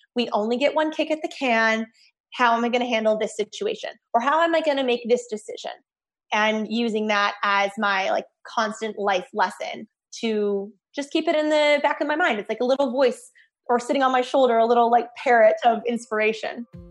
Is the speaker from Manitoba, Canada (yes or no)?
yes; Winnipeg, Manitoba, Canada; moved away as an adult; also born or lived in Toronto; I grew up in Winnipeg, Manitoba, born and raised